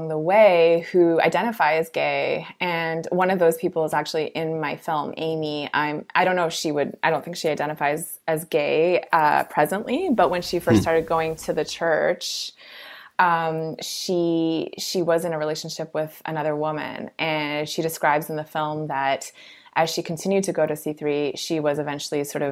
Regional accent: Toronto, Ontario, Canada; as a Canadian who's grown up and lived in Toronto my whole life

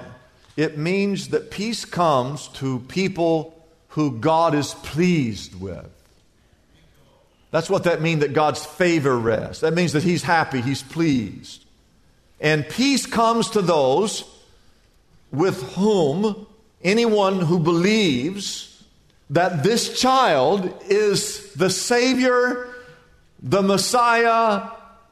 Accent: Midwest, United States; now in Southern California, United States; growing up in the Midwest

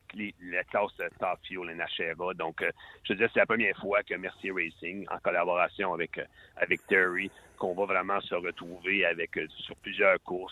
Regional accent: Salaberry-de-Valleyfield, Quebec, Canada; also born or lived in Sherbrooke; je suis un petit gars de ta région, la région de Valleyfield

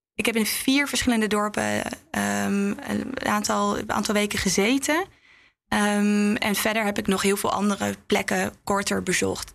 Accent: Netherlands; ik ben ook een Nederlandse vrouw die dan daar in een dorp rondloopt

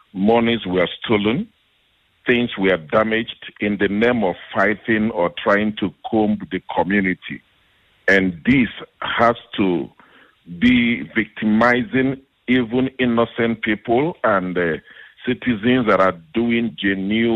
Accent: Nigeria; now in South Africa; Our concern as Nigerian citizens

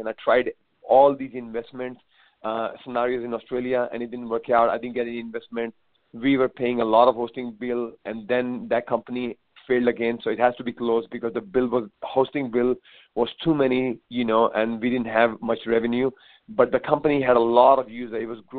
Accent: India; I came from India

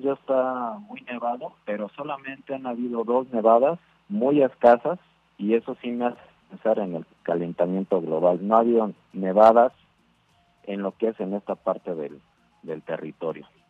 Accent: Mexico City, Mexico; moved away as an adult; now in Salt Lake City, United States; Yo soy de la Ciudad de México

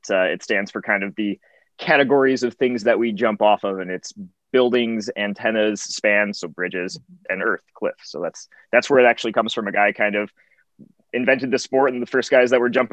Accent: Rockton, Illinois, United States; born or raised there; moved away as an adult; now in Sacramento, United States

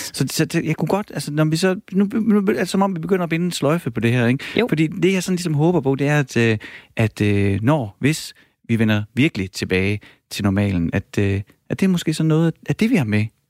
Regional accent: Horsens, Central Denmark Region, Denmark; accent: East Jutlandic; jeg er fra Horsens

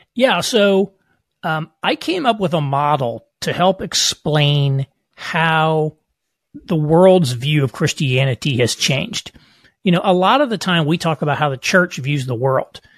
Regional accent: Southern Indiana, United States; moved away as an adult; I grew up in rural, uh, Southern Indiana

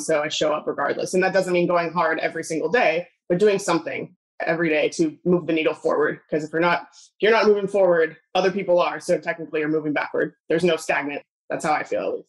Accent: Southern California, United States; I grew up in California. Maybe it's Southern California.

